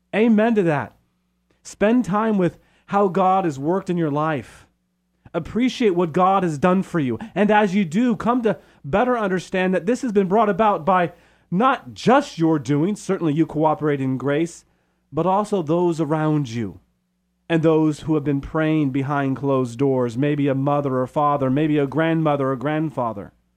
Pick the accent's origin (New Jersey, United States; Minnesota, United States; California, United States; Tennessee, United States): California, United States; Modesto; also born or lived in San Ramon / Steubenville / Loretto; now in Chico, United States; we moved to Modesto from San Ramon